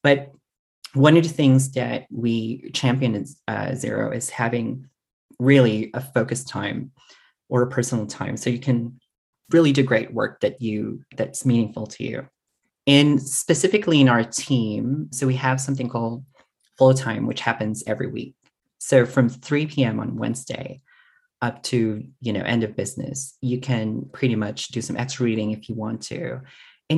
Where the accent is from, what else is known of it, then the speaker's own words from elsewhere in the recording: Philippines; moved away as an adult; also born or lived in Singapore; now in Canberra, Australia; It was mostly my part of my identity, which is being a Filipino